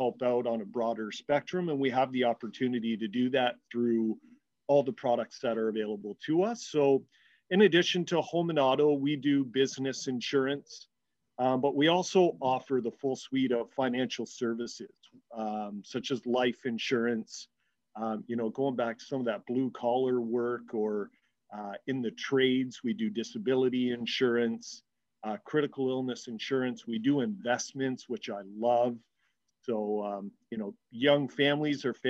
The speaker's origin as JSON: {"language": "English", "town": "Hamilton", "region": "Ontario", "country": "Canada", "tie": "born or raised there", "said": "a rite of passage growing up in the Steel City to kind of work"}